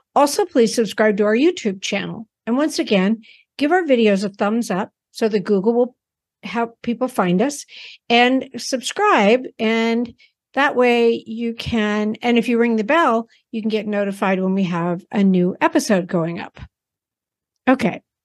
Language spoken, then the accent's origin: English; Texas, United States; moved away; I was born in Texas and had family there